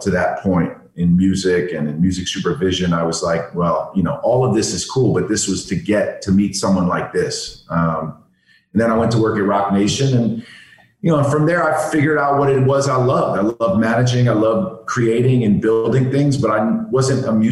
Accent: New York City, New York, United States; I grew up in New York City

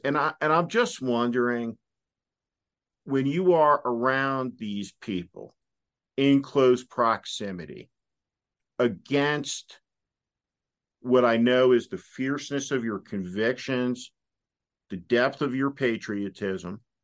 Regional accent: New Jersey, United States; I'm from New Jersey.

